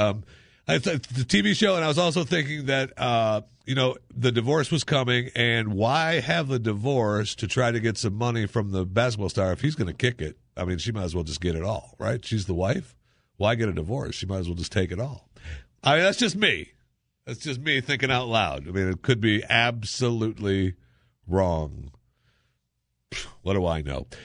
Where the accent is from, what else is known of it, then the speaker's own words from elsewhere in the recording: Michigan, United States; I grew up in Michigan and it was, you know, foundry workers